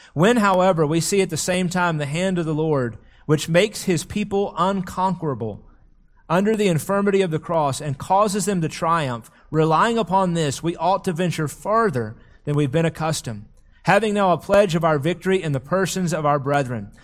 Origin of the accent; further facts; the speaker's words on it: United States; we have lived for so long as American Christians